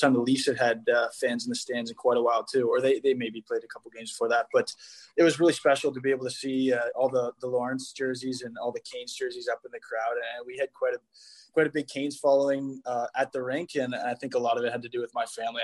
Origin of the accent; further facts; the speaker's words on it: Toronto, Ontario, Canada; moved away; being in Toronto in my hometown